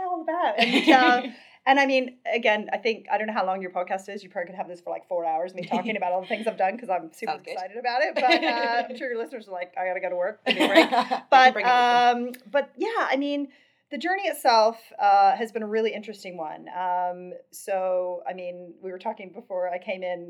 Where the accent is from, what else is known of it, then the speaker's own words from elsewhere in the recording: West Virginia, United States; moved away; I grew up in West Virginia. I grew up in a really small town